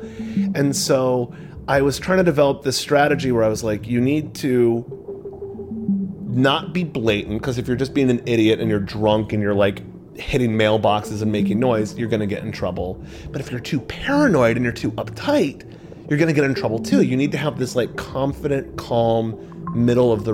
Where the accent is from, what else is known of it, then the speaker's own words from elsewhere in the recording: suburbs of Massachusetts, United States; My friends and I got into psychedelics and marijuana fairly early, like 8th grade. And we're in the suburbs of Massachusetts